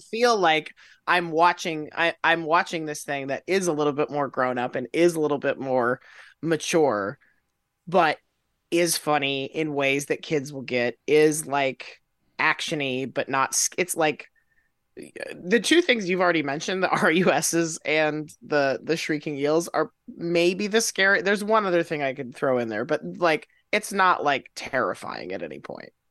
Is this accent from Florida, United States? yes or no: yes; Florida, United States; I grew up in Florida